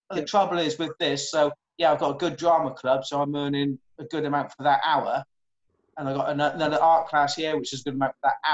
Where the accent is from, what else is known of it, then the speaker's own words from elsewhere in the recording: Welsh, Wales, United Kingdom; moved away; Not that I am Welsh originally